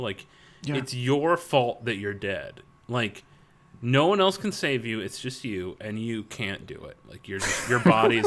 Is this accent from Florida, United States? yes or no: yes; Florida, United States; I grew up in Florida